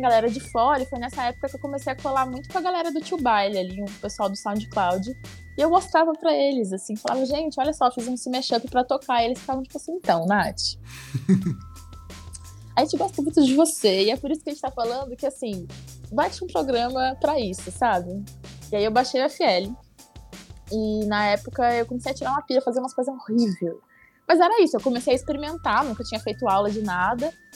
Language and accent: Portuguese; Curitiba, Paraná, Brazil; moved away as an adult; now in São Paulo, Brazil; sou de Curitiba, é capital, mas é uma cidade meio vibe de cidade pequena